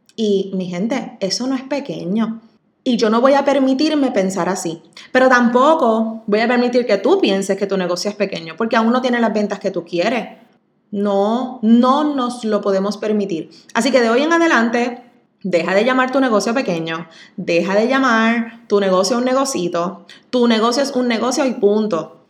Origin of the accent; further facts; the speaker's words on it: Coamo, Puerto Rico; also born or lived in San Juan; en Coamo, en ese es mi pueblo, donde siempre soñé con abrir algún tipo de negocio algún día, siguiéndole los pasos a mis padres, que son mi mayor ejemplo, orgullosísima de donde soy